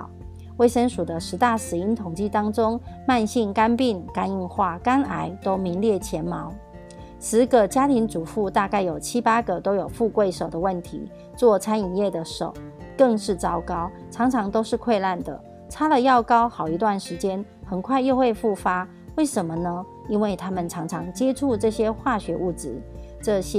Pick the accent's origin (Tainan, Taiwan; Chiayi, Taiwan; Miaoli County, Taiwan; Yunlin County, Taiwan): Miaoli County, Taiwan